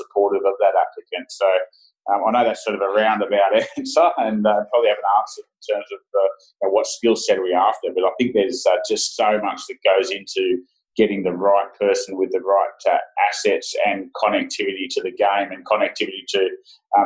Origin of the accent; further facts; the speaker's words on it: Australia; as Australians and as Australian supporters